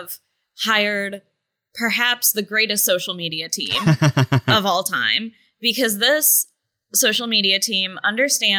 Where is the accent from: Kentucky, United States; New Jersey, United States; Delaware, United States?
Kentucky, United States; greater Cincinnati area, Kentucky side, United States; I'm from the other side of the Ohio River, on the Kentucky side. And so I grew up in like the greater Cincinnati area. I've been living there since I was like 7